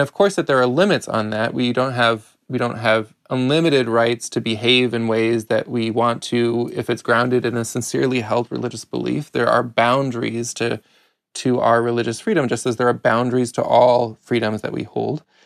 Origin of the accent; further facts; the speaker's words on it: outside of Chicago, Illinois, United States; I grew up outside of Chicago